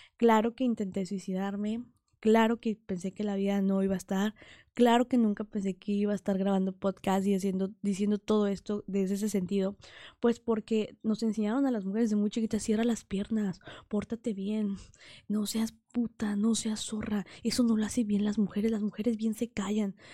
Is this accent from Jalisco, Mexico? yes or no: no; Huauchinango, Puebla, Mexico; Yo soy originaria de Huachinango, Puebla, un pueblito de la Sierra Norte de Puebla